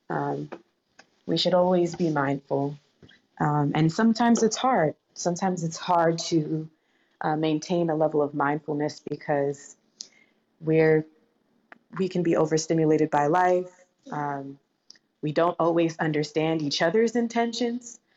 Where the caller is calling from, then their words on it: Atlanta, Georgia, United States; I'm joining from Atlanta, Georgia today.